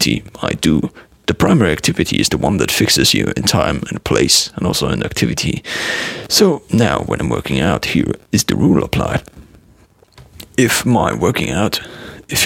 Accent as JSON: {"language": "English", "country": "Germany", "accent": "German", "said": "I sometimes use my German accent"}